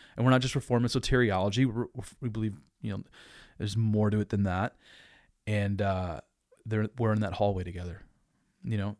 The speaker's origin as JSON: {"language": "English", "town": "Dubuque", "region": "Iowa", "country": "United States", "tie": "born or raised there", "said": "I grew up in Dubuque, Iowa"}